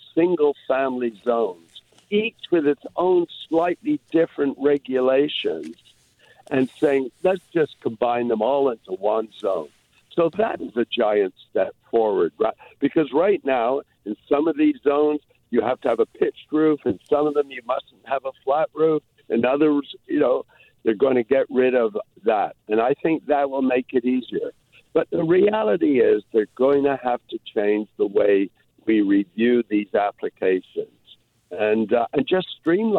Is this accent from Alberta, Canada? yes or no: no; Toronto, Ontario, Canada; now in Vancouver, Canada; I grew up in Toronto.